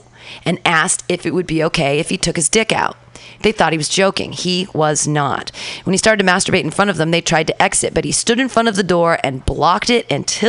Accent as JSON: {"language": "English", "town": "Danville", "country": "United States", "tie": "born or raised there", "said": "Because when you grow up in Danville and everybody's white except for the 4 black kids in your class of 1,600 people"}